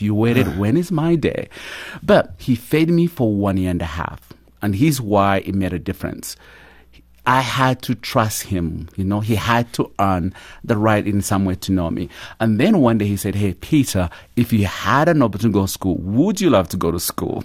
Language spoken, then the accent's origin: English; Uganda; moved away; I grew up in a small little village at the border of Uganda and Rwanda and grew up poor of the poorest